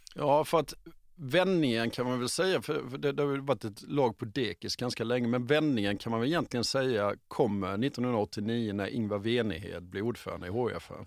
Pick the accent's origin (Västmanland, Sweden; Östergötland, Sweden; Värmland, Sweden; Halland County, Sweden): Halland County, Sweden; Halmstad; jag växte upp i Halmstad som bara ligger åtta mil norr om Helsingborg